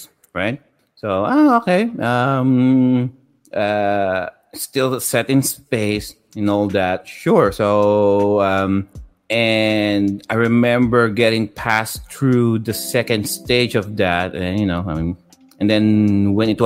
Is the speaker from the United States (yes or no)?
no; Philippines; growing up in the Philippines in the 90s